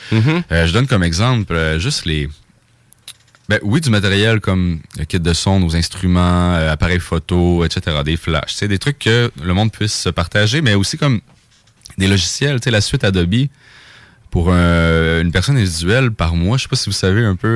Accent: Saguenay, Quebec, Canada; moved away; je viens du Saguenay. Fait que c'est la première fois que je jouais chez nous

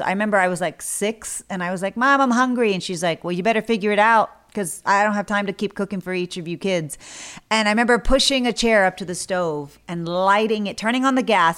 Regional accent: South Texas, United States; I grew up in South Texas, which is near the border from Mexico

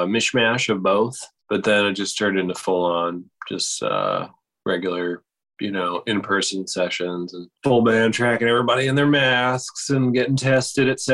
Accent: West Chester, Pennsylvania, United States; moved away as an adult; also born or lived in Boston, Massachusetts; now in Nashville, United States; went to the university in my hometown, Westchester, Pennsylvania

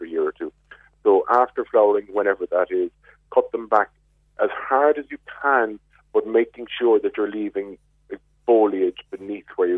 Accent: Glanmire, Munster, Ireland; I'm from Glanmire

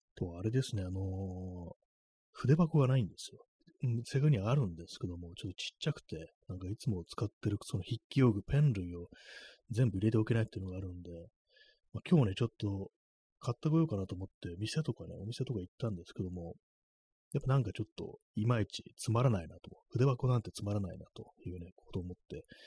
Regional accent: Kanto, Japan; 関東の人間だから

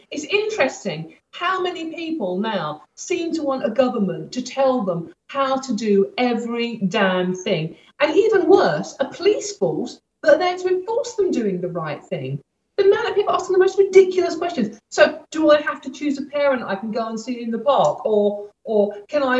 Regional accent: London, United Kingdom; where I grew up in Stratford, in East London

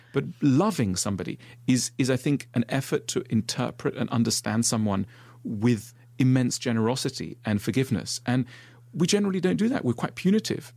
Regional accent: Switzerland; I grew up in Switzerland

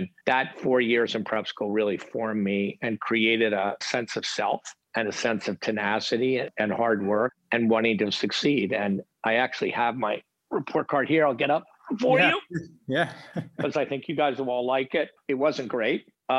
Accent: outside of Philadelphia, Pennsylvania, United States; I grew up outside of Philadelphia, kind of middle-class family, great family.

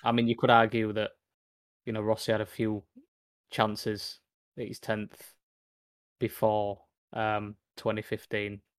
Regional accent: United Kingdom; as British Brits

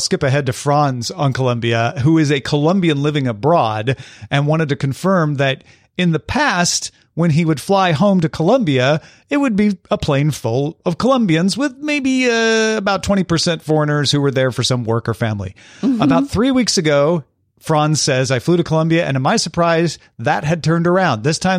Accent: Oregon, United States; We're from Oregon, and I can say that Portland has nothing on Bogota when it comes to bike infrastructure.

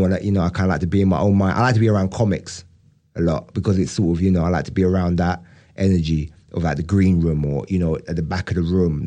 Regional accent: United Kingdom; also born or lived in Brixton; I'm British

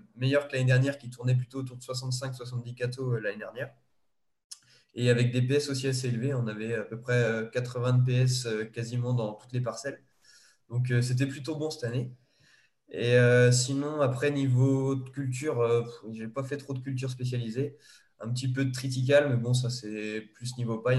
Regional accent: Vendée, Pays de la Loire, France; je suis de Vendée

